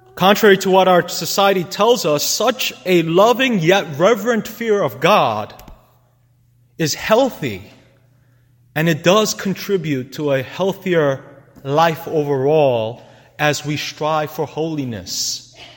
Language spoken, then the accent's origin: English; New York City, New York, United States; Growing up in New York City, I knew for a fact that the most sin ridden neighborhoods were also the places where love died quickly